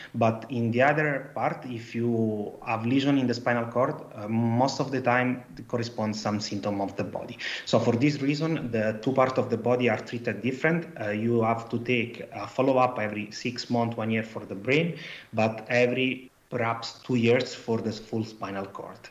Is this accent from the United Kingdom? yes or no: no; Italy; accent: Italian; English is a second language; now in Antwerp, Belgium; I'm an Italian guy, as you understand from my accent.